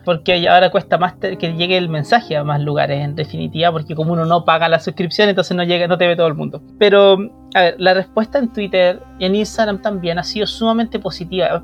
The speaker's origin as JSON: {"language": "Spanish", "country": "Chile", "said": "como chilenos"}